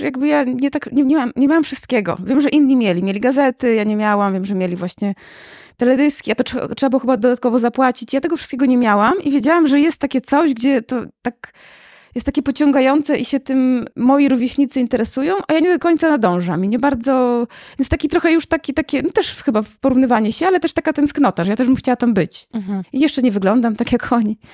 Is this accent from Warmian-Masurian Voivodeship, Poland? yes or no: no; Łomża, Podlaskie Voivodeship, Poland; Ja nie jestem z Warszawy, jestem z Łomży